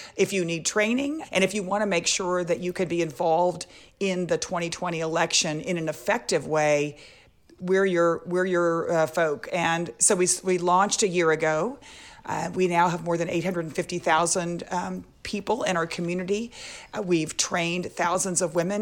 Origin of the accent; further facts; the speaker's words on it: Texas, United States; I grew up in Texas